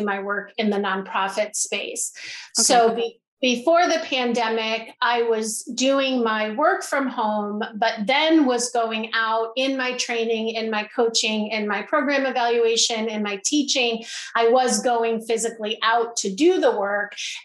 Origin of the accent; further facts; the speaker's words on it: Boston, Massachusetts, United States; now in Baltimore, United States; I'm originally from Boston, Massachusetts